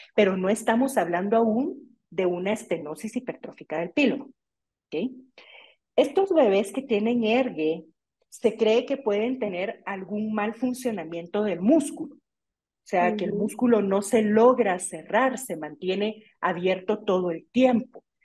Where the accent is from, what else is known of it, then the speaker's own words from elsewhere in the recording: Guatemala; aquí en mi país, en Guatemala